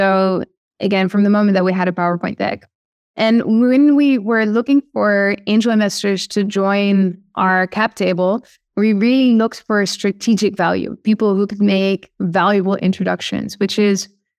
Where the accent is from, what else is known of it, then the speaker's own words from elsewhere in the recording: Amsterdam, North Holland, Netherlands; accent: Dutch; English is a second language; Yes, correct. Yes. Awesome. Do you hear my Dutch accent?